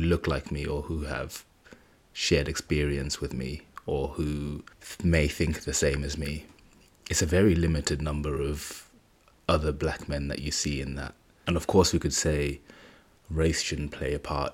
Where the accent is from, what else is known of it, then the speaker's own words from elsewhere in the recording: Zimbabwe; moved away; I was born in Zimbabwe, so a large part of my culture and tradition is based there.